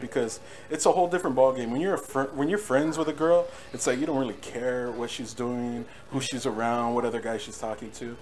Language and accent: English; Norwalk, California, United States; also born or lived in Whittier, California; I grew up in, in, between cities. So Norwalk, I was in Norwalk for a while